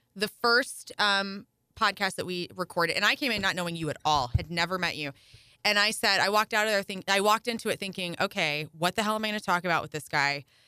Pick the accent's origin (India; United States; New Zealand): United States; Carbondale, Illinois; moved away; also born or lived in St. Louis, Missouri; I grew up down near Carbondale